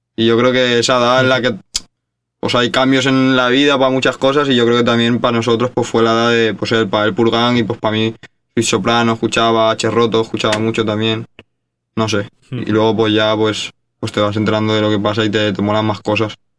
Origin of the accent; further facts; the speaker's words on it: Valencia, Valencian Community, Spain; somos dos chavales de Valencia